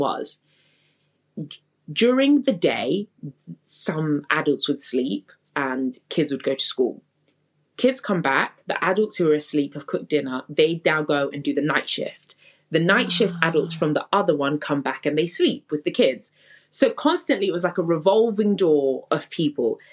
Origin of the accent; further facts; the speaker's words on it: Coventry, West Midlands, United Kingdom; also born or lived in Zimbabwe / London / Birmingham; growing up in Coventry